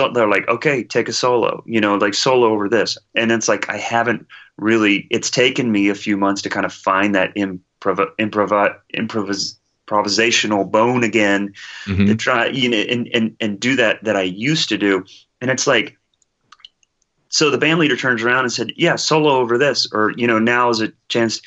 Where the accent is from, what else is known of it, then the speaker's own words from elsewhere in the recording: Midwest, United States; I'm from the Midwest